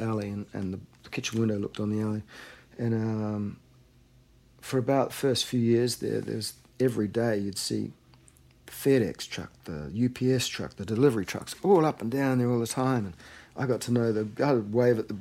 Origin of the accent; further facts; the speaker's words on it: Auckland, New Zealand; moved away as an adult; now in Santa Monica, United States; my hometown there and wandering up and down Ponsonby Road